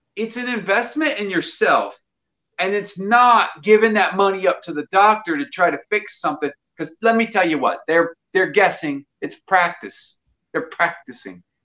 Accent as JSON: {"language": "English", "region": "Mississippi", "country": "United States", "said": "I'm from Mississippi"}